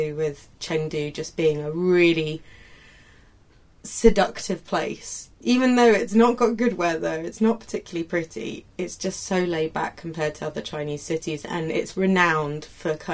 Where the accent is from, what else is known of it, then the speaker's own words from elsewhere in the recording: Yorkshire and the Humber, United Kingdom; moved away as an adult; also born or lived in Brighton / China; I'm from Yorkshire originally, West Yorkshire, and I lived there all my life until I went to university in Brighton.